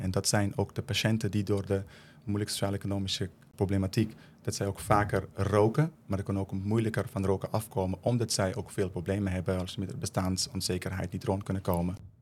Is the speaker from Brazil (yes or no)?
no; Afghanistan; also born or lived in Netherlands; now in Leerdam, Netherlands; Ik kom zelf uit Afghanistan